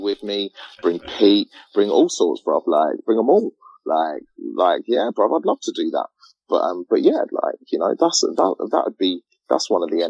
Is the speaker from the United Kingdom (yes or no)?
yes; England, United Kingdom; Growing up in England, being a young black man, yeah, with all the hassle that I have to go through being black in England